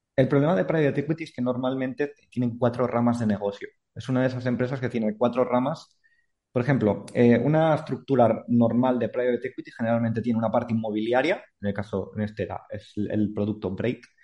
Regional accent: Andorra; yo soy de Andorra

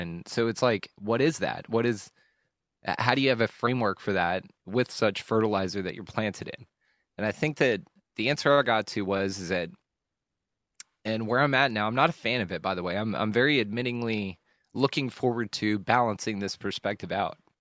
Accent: Keller, Texas, United States; also born or lived in Houston, Texas; I grew up in a, a small ish suburban town. It wasn't on land or anything, so we weren't like farmers and shit. It was just a small town, uh, small commu- suburban community in North Texas uh, called Keller, Texas.

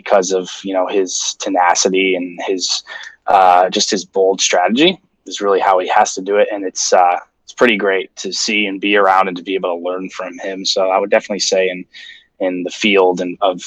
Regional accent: Amsterdam, New York, United States; moved away as an adult; now in New York City, United States; I trained for couple years upstate where I grew up around Amsterdam, New York

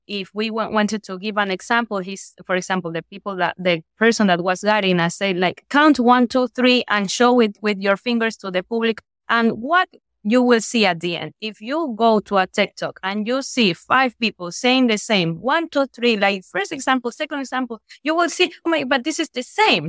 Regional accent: Guayaquil, Guayas, Ecuador; I'm from Guayaquil

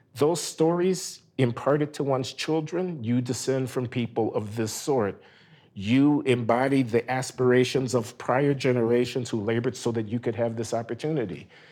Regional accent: United States; We are Americans

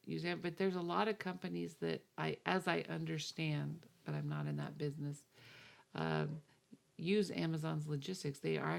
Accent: New Jersey, United States; I'm from Jersey.

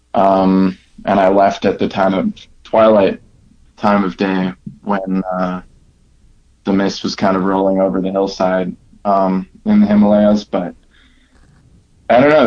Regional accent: Milwaukee, Wisconsin, United States; now in Denver, United States; I'm from Milwaukee, Wisconsin. I'm now living in Denver

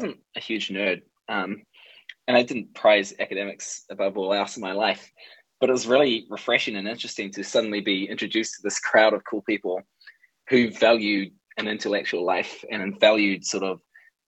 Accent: Alexandra, Otago, New Zealand; moved away as an adult; also born or lived in Dunedin; leaving my hometown of Alexandria after high school to go to university

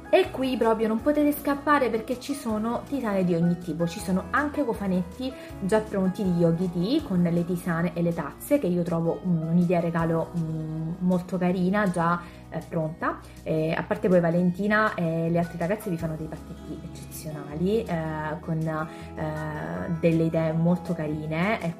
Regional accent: Sicily, Italy; Per chi non lo sapesse, io sono siciliana.

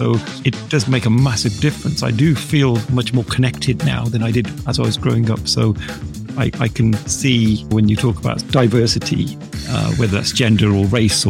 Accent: United Kingdom; being Indian, even though I was born here in the UK

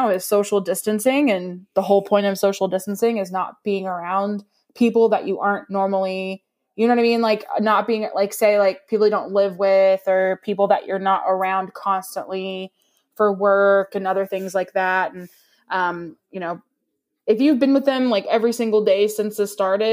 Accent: East Texas, United States; we're from East Texas, we got to say quarantine

